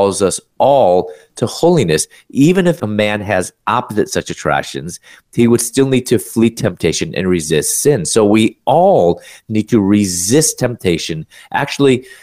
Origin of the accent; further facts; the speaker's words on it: Chicago, Illinois, United States; moved away as an adult; also born or lived in Louisville, Kentucky / Atlanta, Georgia; I'm originally from Chicago